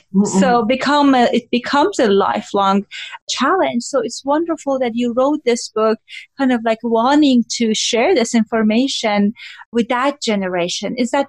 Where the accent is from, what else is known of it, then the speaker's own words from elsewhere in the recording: Iran; moved away; I grew up in Iran.